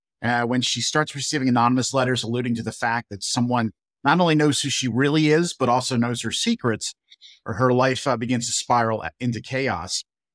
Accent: Southern New Jersey, United States; now in Delaware, United States; I'm a mystery suspense author, was born and raised in Southern New Jersey, but now live in Delaware.

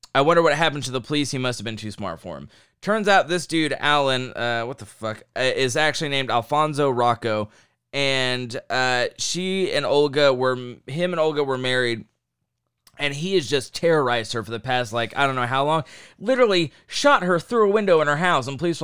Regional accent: Midwest, United States; Yeah, we're from the Midwest

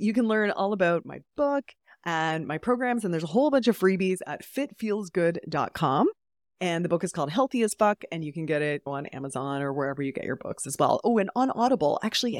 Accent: Calgary, Alberta, Canada; Oh, all over Canada, but Calgary, Alberta.

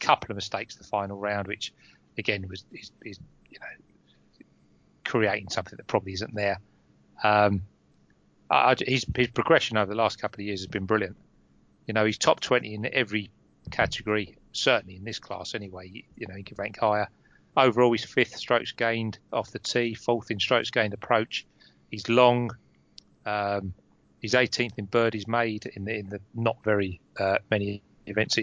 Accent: Romford, London, United Kingdom; I'm from Romford

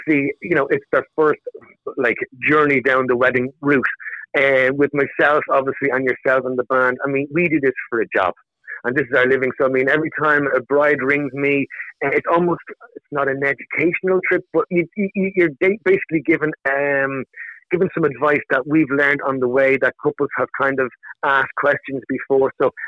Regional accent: Ireland; we're Irish

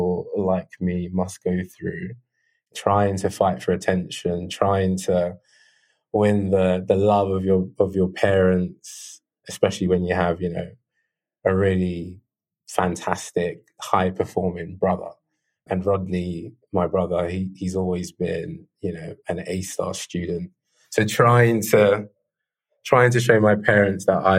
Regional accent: London, United Kingdom; I grew up in South London. So, I mean, South London is a very big space, but I grew up on the outskirts of Mitcham

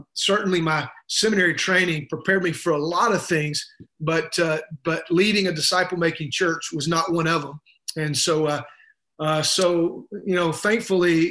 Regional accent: the South, United States; I'm from the South, and you know, it's not hard to figure that out by listening to me

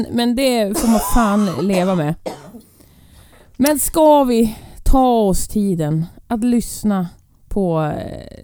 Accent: Ireland; Jag är uppvuxen på Irland.

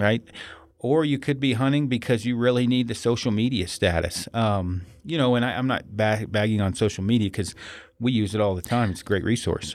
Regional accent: United States; I'm American

